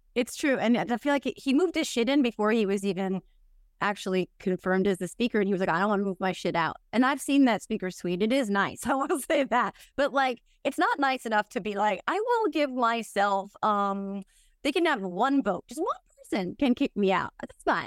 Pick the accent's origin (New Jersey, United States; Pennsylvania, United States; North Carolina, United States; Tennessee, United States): New Jersey, United States; also born or lived in New York; I'm from New Jersey, I grew up here, I lived in New York for a long time